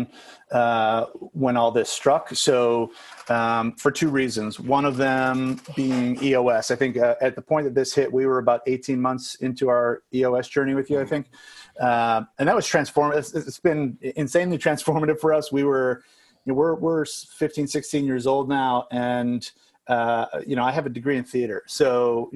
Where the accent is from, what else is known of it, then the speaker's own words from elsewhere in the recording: Chicago suburbs, Illinois, United States; moved away as an adult; also born or lived in Los Angeles, United States; spent about a decade in LA in between growing up in the Chicago suburbs and then coming back